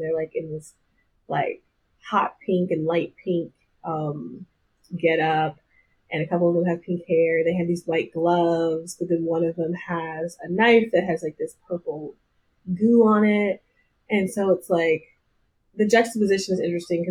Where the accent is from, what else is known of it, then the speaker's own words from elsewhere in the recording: the South, United States; I'm from the South